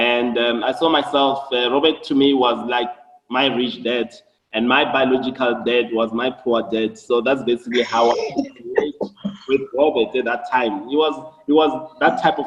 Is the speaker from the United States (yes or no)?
no; Johannesburg, Gauteng, South Africa; Shawelo is in Soweto. I was born in Shawelo in a four-roomed house. We're a family of 9 people